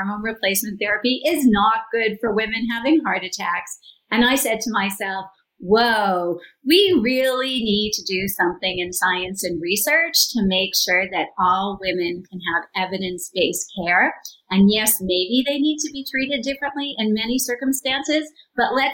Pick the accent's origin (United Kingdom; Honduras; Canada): Canada; I'm from Canada